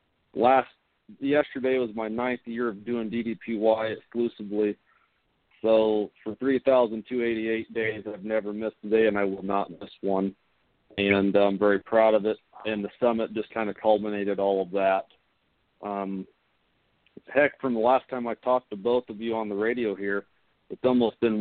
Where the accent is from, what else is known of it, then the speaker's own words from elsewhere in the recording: Indiana, United States; I'm from the Hoosier State